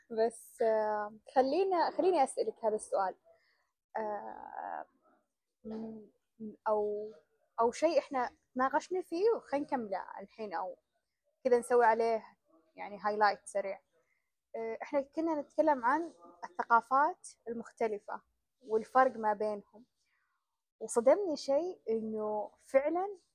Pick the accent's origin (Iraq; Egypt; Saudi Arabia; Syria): Saudi Arabia; هنا احنا عندنا في السعودية لما نتعطل في الطريق